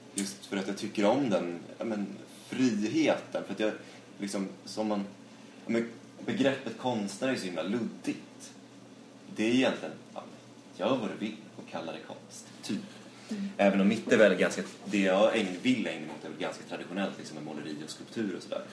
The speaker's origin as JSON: {"language": "Swedish", "region": "Dalarna County", "country": "Sweden", "moved": "yes", "lives_now": "Stockholm, Sweden", "said": "från eh, ja, Dalarna"}